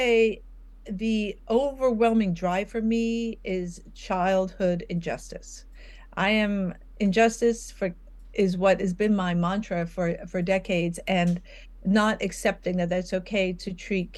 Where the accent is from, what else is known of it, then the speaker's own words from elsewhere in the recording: New York, United States; I'm from New York